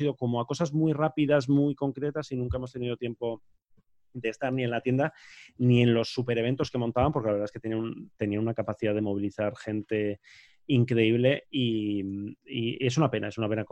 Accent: Basque Country, Spain; soy vasco

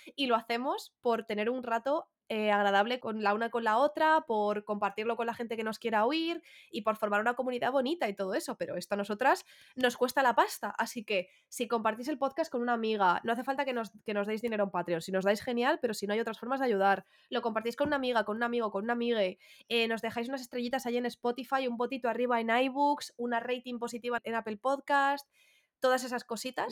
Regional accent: Getafe, Community of Madrid, Spain; con todo mi orgullo, ¿eh? que soy de Getafe

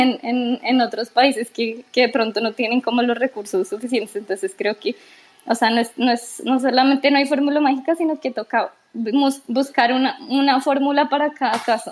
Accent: Colombia; yo soy de Colombia, imagínate en, un país como los nuestros

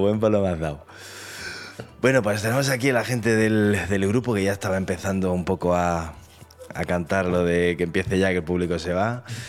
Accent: Andalusia, Spain; also born or lived in Granada; somos los andaluces

